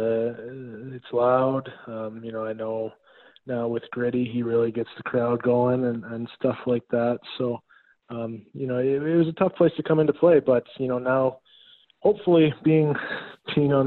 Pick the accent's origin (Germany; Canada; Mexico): Canada; Saskatchewan; moved away; I'm from Saskatchewan up in Canada